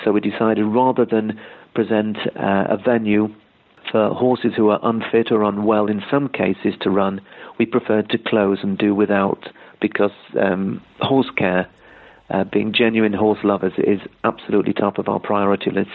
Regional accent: United Kingdom; moved away; I'm originally from Britain

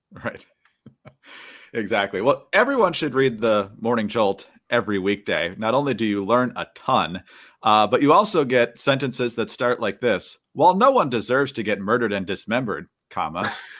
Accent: Michigan, United States; moved away; my growing up in Michigan

